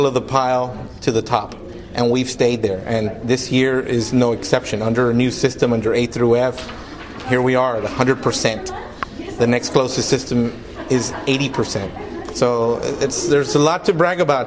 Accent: Brownsville, Texas, United States; My hometown, Brownsville, is the poorest city in the nation

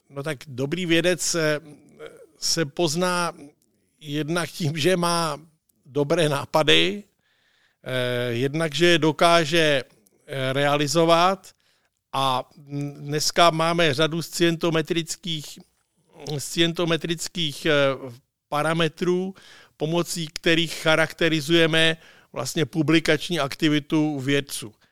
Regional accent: Czechia

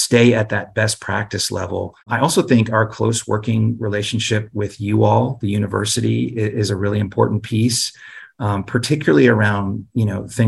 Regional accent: Durham, North Carolina, United States; I grew up in Durham

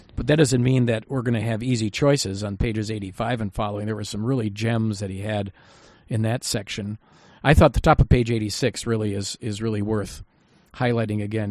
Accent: United States; I'm an American citizen

